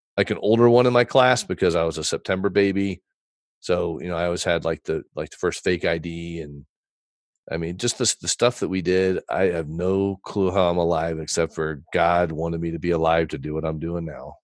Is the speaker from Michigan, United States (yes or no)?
no; Texas, United States; born or raised there; also born or lived in Fort Wayne, Indiana